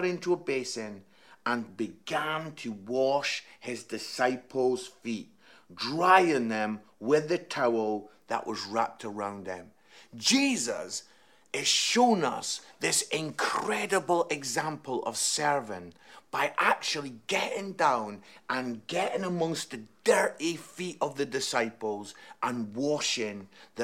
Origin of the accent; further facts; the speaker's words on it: Scotland, United Kingdom; now in Nottingham, United Kingdom; I am Scottish